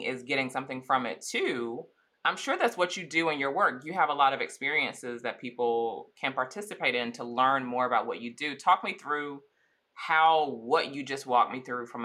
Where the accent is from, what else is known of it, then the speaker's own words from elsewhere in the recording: Eastern North Carolina, United States; I didn't grow up with money. I'm from Eastern North Carolina